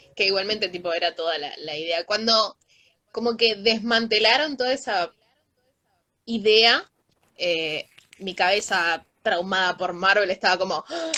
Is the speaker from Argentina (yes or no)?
yes; Argentina